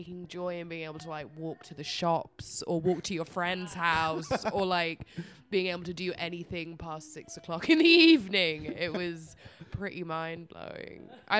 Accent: Iceland; I'm from Iceland

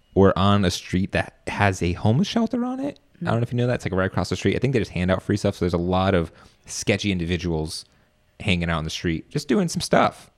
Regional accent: Virginia, United States; moved away as an adult; now in Washington, D.C., United States; I'm from Virginia as well

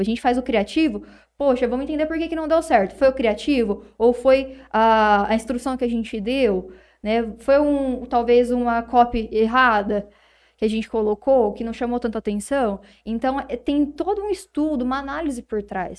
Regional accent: Palmeira d'Oeste, São Paulo, Brazil; A gente é lá de Palmeira do Oeste

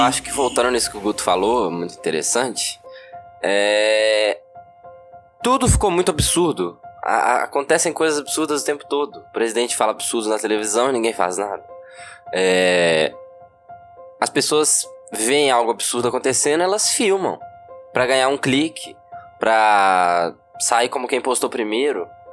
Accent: Brazil; a gente cresceu no Brasil

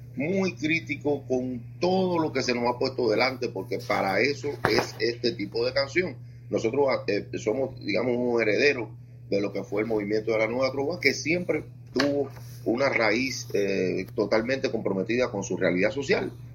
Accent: Cuba; yo vivo privilegiado de poder, haciendo este tipo de canción, tener en mi país eh, mercado, público y posibilidad

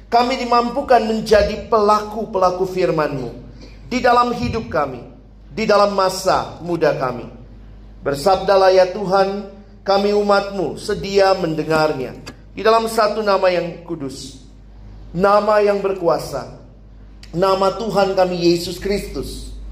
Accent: Makassar, South Sulawesi, Indonesia; moved away as an adult; also born or lived in Jakarta; Sedikit latar belakang, saya dulunya lahir besar di Makassar.

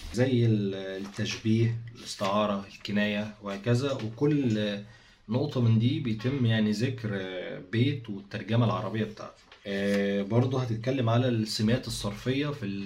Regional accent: Egypt; عندنا في مصر

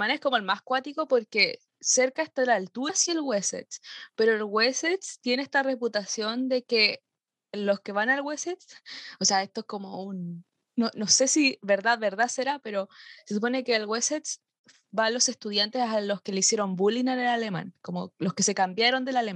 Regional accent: Chile

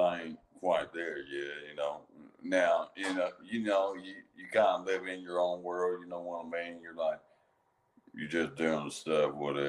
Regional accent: Kentucky, United States; I'm from Kentucky.

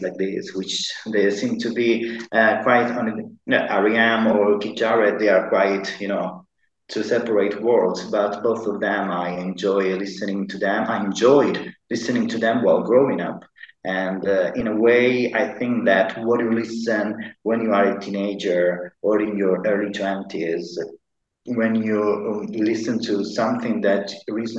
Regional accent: Sicily, Italy; English is a second language; also born or lived in Dublin; now in Malta; I'm from Italy. I'm from the south of Italy. I'm from Sicily.

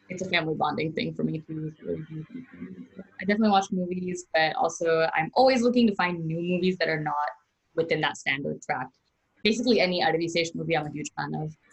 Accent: India; But um, I'm Indian, so that's what I identify as, and that's what I'm going to be for the rest of my life.

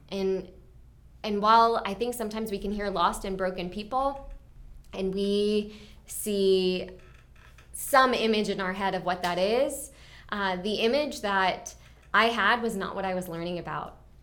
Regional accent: Mount Airy, Maryland, United States; also born or lived in Clarksburg, Maryland; So, I grew up, um, in Clarksburg for the very, like, young, young years of my life, and then we moved, um, to Mount Airy.

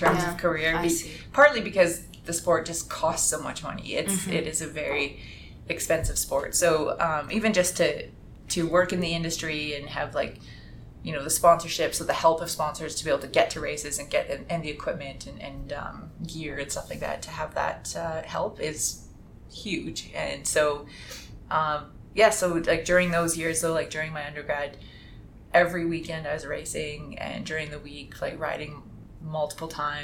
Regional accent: Edmonton, Alberta, Canada; moved away; also born or lived in Toronto / Calgary / Utah; I'm from Edmonton

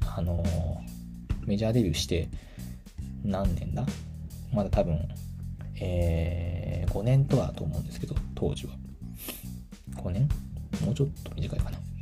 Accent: Tachikawa, Tokyo, Japan; 私の地元が立川東京の立川っていうエリアなんだけど

